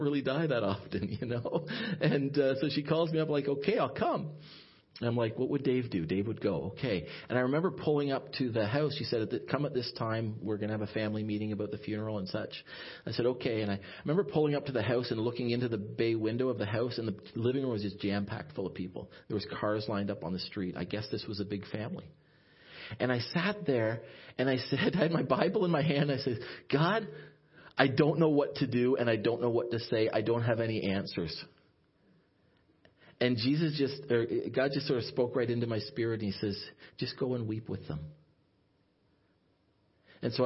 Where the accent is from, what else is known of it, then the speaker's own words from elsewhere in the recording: Ottawa, Ontario, Canada; also born or lived in Sault Ste. Marie, Ontario; I was from the Ottawa area